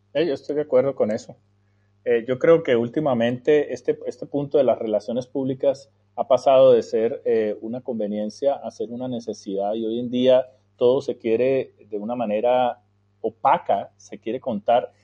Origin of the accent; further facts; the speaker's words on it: Colombia; moved away as an adult; also born or lived in United States; yo nací y me crié en Colombia Salí a los 29 años de Colombia a estudiar en el exterior, en los Estados Unidos